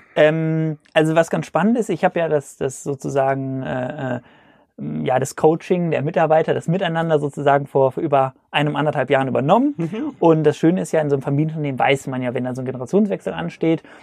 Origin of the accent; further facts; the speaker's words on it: Cologne, North Rhine-Westphalia, Germany; also born or lived in Hamburg; Ich komme aus Köln